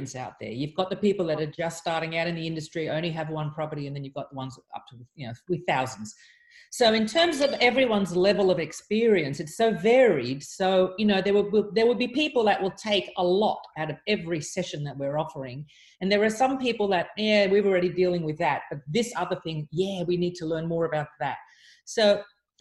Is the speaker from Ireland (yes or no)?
no; Sydney, New South Wales, Australia; I'm actually from Sydney, Australia.